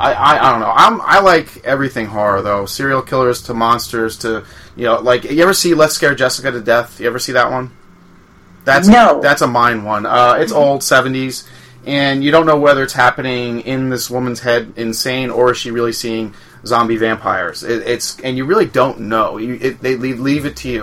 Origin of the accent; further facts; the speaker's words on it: Long Island, New York, United States; I grew up on Long Island